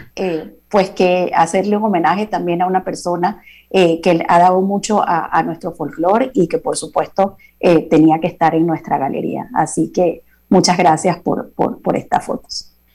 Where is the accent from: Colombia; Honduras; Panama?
Panama; nos corresponde como panameños.